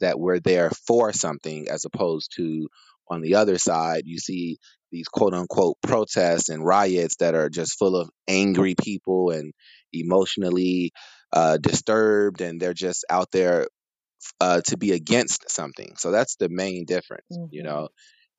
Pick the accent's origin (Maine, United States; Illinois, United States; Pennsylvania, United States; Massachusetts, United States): Illinois, United States; Chicago; moved away as an adult; now in California, United States; for the past several years, I've been based in California, born and raised in Chicago